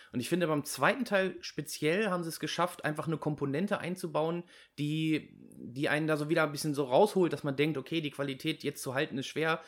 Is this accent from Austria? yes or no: no; Germany; als Deutsche